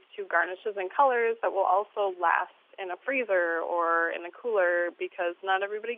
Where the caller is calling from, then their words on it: Bemidji, Minnesota, United States; I'm calling from Bemidji, Minnesota.